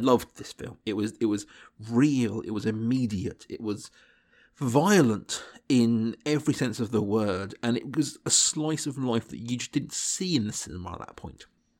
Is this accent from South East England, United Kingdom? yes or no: yes; South East England, United Kingdom; I grew up in Berkshire in England, and whilst, you know, we had BBC 4 and Film 4, a few things like that going on, my exposure to this kind of cinema was minimal at this point.